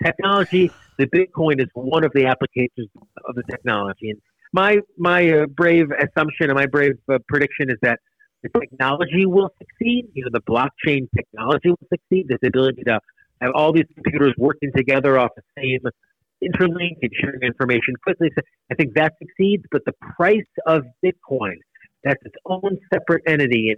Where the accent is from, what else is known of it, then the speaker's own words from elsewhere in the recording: United States; I'm American, but I'm told maybe my great-great-grandparents were Hungarian